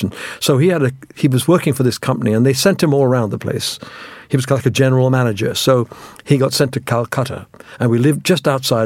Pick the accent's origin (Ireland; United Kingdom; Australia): United Kingdom; England; also born or lived in India; I was born in India, and by the time I had my 8th birthday in England.